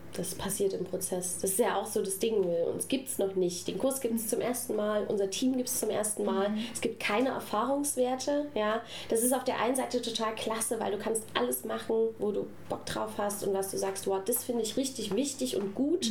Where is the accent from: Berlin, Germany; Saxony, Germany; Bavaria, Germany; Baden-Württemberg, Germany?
Saxony, Germany; now in Stuttgart, Germany; ich komme aus Sachsen